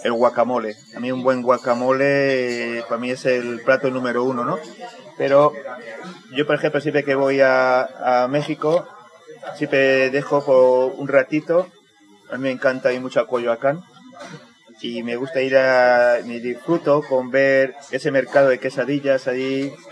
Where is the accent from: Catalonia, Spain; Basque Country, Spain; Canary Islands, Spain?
Canary Islands, Spain; que yo soy canario.